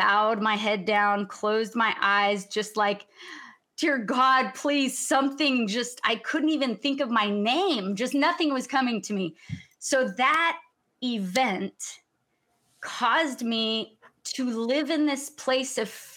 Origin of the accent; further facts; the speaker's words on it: Sacramento, California, United States; also born or lived in Mexico City, Mexico; I was raised in Mexico City, born in Sacramento, California, and then moved to Mexico City when I was 8 years old